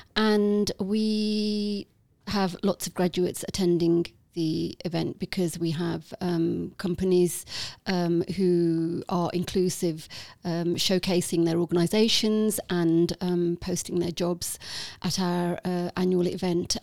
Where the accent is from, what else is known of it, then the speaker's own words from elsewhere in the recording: Walsall, West Midlands, United Kingdom; accent: Midlands lilt; on the outskirts of Birmingham. So I was born in Walsall